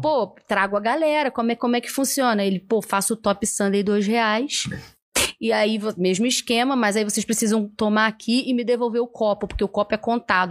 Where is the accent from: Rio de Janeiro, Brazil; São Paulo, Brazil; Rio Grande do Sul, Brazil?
Rio de Janeiro, Brazil; São Gonçalo; eu sou de São Gonçalo, né? E eu moro lá em Alcântara, do lado, colado no McDonald's que tem lá